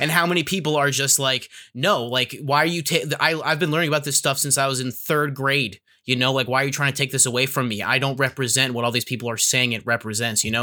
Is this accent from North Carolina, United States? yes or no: no; New Hampshire, United States; I'm from New Hampshire